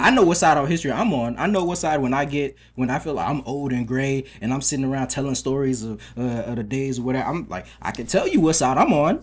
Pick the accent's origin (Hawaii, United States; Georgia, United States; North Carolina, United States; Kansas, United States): Georgia, United States; Atlanta; moved away as an adult; also born or lived in Maryland; now in New York, United States; I was born in Maryland, but I grew up in uh, DeKalb County, um, Atlanta.